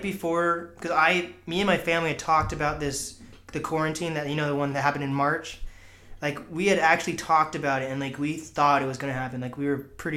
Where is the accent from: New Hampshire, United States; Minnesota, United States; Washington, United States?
Washington, United States; Mercer Island; now in Snohomish, United States; I grew up on Mercer Island